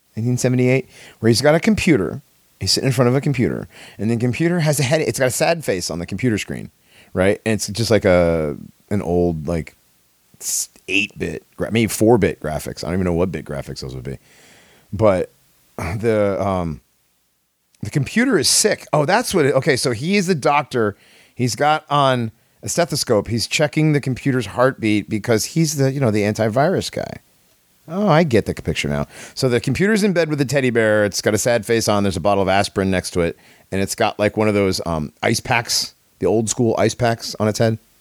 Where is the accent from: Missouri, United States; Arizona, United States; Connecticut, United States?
Connecticut, United States; I grew up in Connecticut.